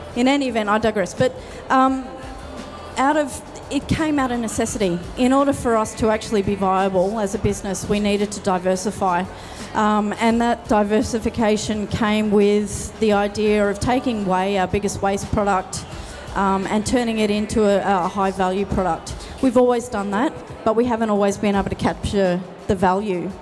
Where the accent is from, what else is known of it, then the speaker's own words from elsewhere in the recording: Tasmania, Australia; we are from Tasmania.